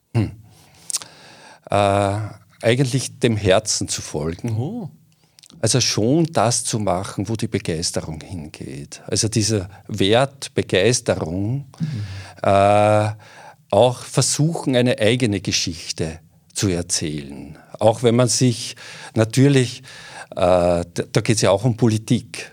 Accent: southern Waldviertel, Lower Austria, Austria; im südlichen Waldviertel so interessiert, meiner Heimat.

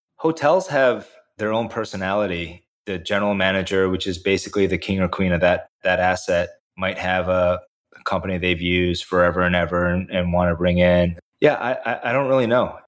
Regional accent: the Midwest near Indiana, United States; also born or lived in South Korea; I grew up in the Midwest near Indiana

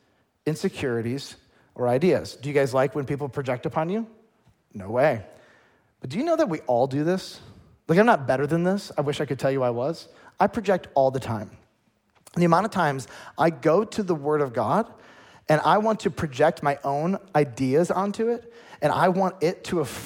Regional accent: United States; as an American

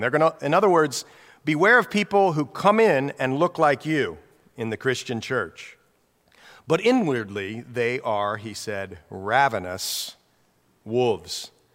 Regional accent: Newark, Ohio, United States; moved away; Jan and I grew up in Ohio, same hometown in Ohio, Newark, Ohio

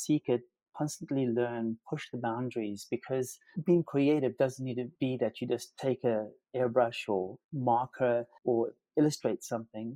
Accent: Durban, KwaZulu-Natal, South Africa; Durban, my hometown

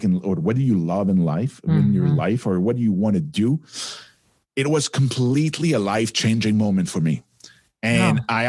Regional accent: Quebec, Canada; accent: French; English is a second language; my little French accent

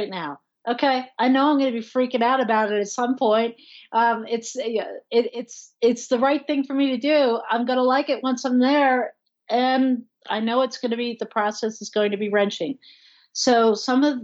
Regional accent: New Jersey, United States; moved away as an adult; now in Colorado, United States; I'm from Jersey

